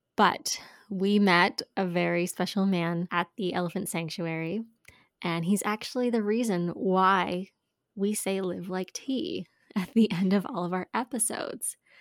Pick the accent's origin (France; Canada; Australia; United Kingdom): Canada; we're from Canada